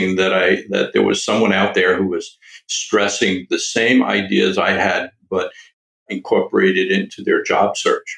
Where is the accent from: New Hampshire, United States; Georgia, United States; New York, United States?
New York, United States; Long Island; I grew up on Long Island, New York.